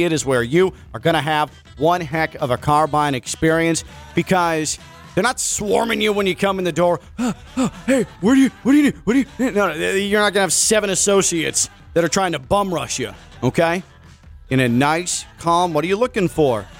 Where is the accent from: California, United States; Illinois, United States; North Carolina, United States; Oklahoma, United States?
Illinois, United States; Chicago; moved away; I grew up in Chicago